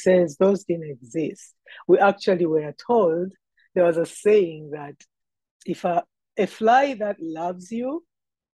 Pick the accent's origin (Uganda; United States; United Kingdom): Uganda; moved away as an adult; now in Canada; I am a girl who was born and raised in Uganda, in East Africa